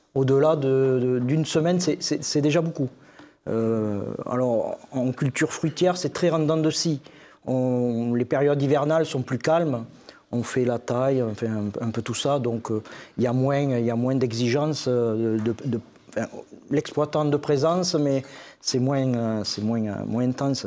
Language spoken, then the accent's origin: French; Castelsarrasin, Occitania, France; je suis agriculteur dans le Tarn-et-Garonne, sur la commune de Castel-Sarrazin